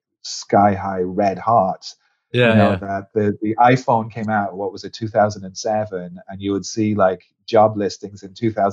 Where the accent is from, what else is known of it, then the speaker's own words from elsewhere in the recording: Ireland; moved away; you probably can hear it a little bit in my voice, although it's been a long time, but I'm actually Irish.